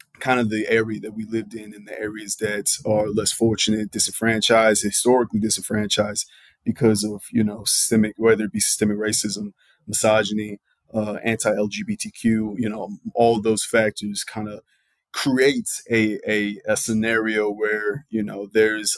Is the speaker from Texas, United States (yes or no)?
yes; Dallas–Fort Worth, Texas, United States; also born or lived in Columbus, Ohio / Nashville area, Tennessee; I was born in the North, raised in the South